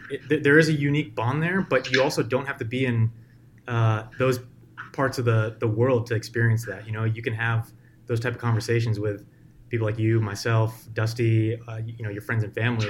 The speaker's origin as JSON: {"language": "English", "country": "United States", "said": "I'm an American"}